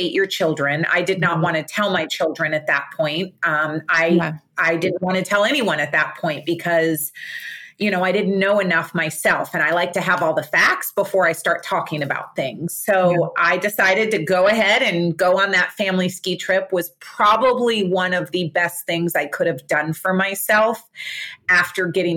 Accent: Fort Lauderdale, Florida, United States; I live in Fort Lauderdale, Florida. I was born and raised here.

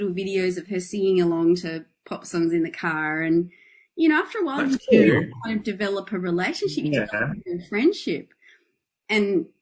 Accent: Adelaide, South Australia, Australia; now in Melbourne, Australia; we're both originally from Adelaide

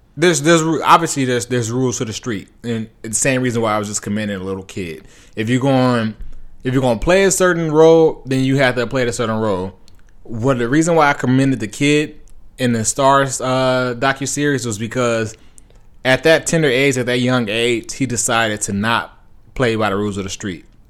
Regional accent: Compton, California, United States; I grew up in Compton

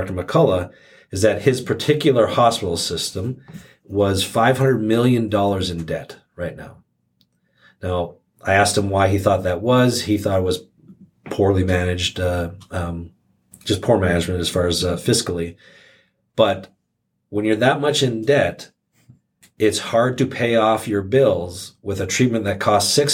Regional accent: Canada; moved away; My home country of Canada, where I'm originally from

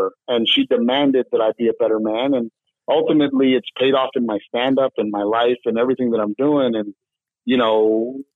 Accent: Portland, Texas, United States; I grew up in a little town called Gregory, Portland, Texas, right by the Gulf Coast, near Corpus Christi, Texas

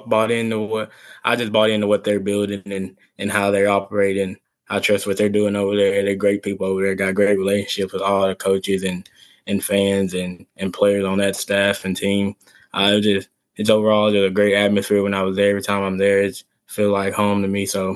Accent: Texas, United States; I come from Texas football.

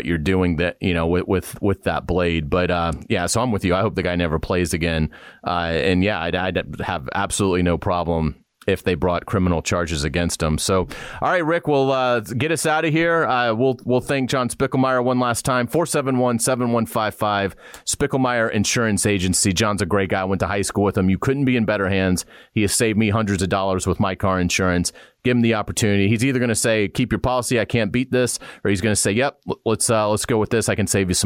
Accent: Jacksonville, Florida, United States; I'm from Jacksonville

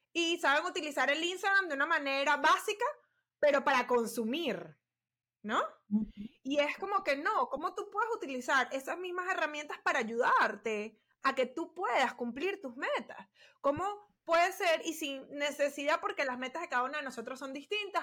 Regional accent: Venezuela; somos venezolanas

